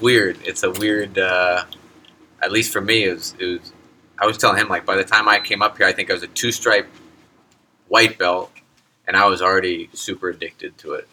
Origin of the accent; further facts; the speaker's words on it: near Ellsworth, Maine, United States; I grew up here in Maine, um, near Ellsworth